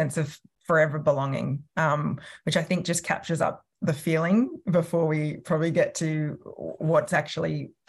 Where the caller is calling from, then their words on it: Sydney, New South Wales, Australia; I'm joining from Tarramarrigal land, which is part of the Eora Nation in the sort of north and northwestern part of Sydney.